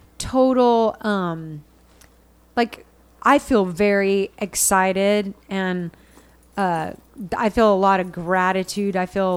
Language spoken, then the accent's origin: English; Richardson, Texas, United States; I grew up in Richardson